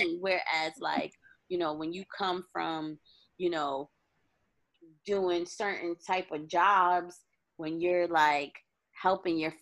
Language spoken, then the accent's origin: English; New York, United States; moved away as an adult; now in Los Angeles, United States; I'm always a New York girl at heart